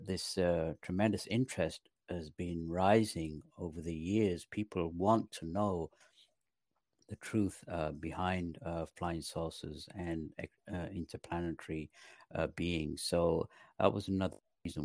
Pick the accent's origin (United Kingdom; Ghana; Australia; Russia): United Kingdom; London; moved away as an adult; also born or lived in Pakistan / north of England / Los Angeles, United States; now in North Carolina, United States; Then we moved to London when I was 10. I went to high school there